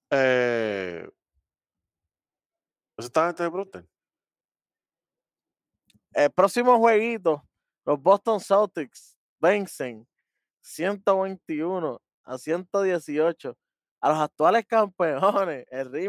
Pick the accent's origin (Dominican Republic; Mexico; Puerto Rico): Dominican Republic; yo soy dominicano también.